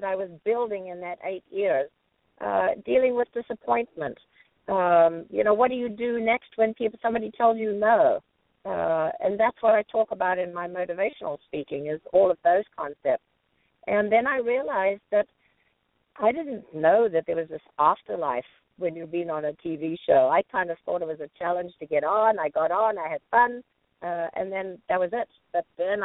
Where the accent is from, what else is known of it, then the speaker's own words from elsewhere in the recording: Johannesburg, Gauteng, South Africa; now in United States; growing up in South Africa, I couldn't do everything I wanted to. Coming to this country